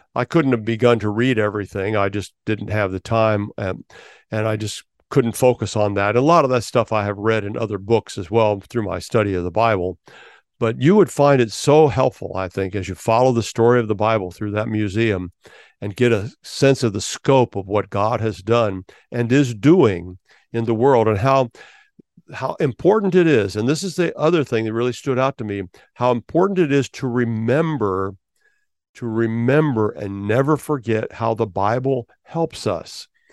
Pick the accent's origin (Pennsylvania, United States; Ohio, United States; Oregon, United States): Ohio, United States; Milford; now in Florida, United States; Milford, Ohio, because that's my hometown. That's where I grew up